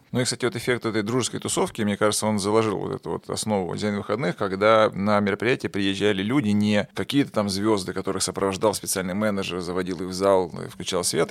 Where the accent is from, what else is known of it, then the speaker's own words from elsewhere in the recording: Kostroma, Kostroma Oblast, Russia; moved away as an adult; also born or lived in Moscow; я сам родом из Костромы